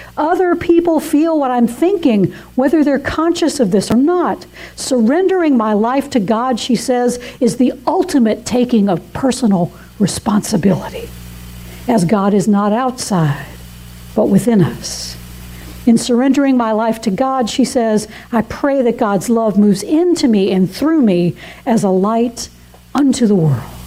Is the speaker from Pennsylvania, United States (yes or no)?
no; Atlanta, Georgia, United States; moved away as an adult; now in South Carolina, United States; I was very homesick for my hometown of Atlanta